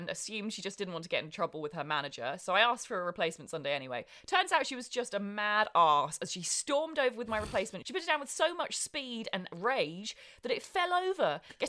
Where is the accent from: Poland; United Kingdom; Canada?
United Kingdom; We're very British here.